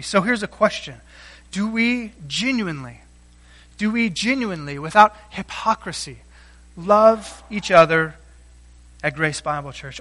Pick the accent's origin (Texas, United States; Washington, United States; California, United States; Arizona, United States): Texas, United States; South; moved away; I grew up in South Texas where there are no hills.